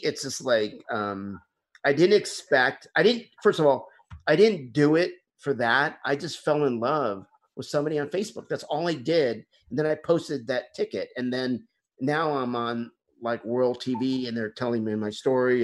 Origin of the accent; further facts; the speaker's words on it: Bentonville, Arkansas, United States; my hometown is um, bentonville arkansas